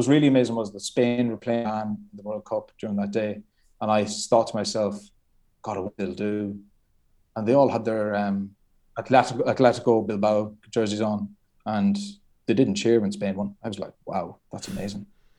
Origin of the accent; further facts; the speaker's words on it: County Galway, Ireland; born there; I was born in County Galway, which is the west coast of Ireland.